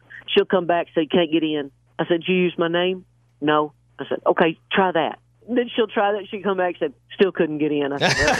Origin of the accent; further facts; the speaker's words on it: Chalky, Oklahoma, United States; I grew up in Chalky, Oklahoma, which is probably 12 miles north of Atoka.